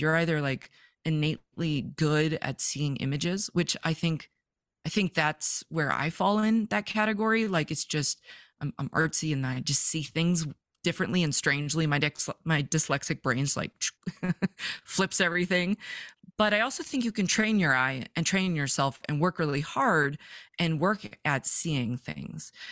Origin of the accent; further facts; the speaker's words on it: Vancouver, British Columbia, Canada; moved away as an adult; now in Montana, United States; I'm from Vancouver, British Columbia, born, raised, never thought I would leave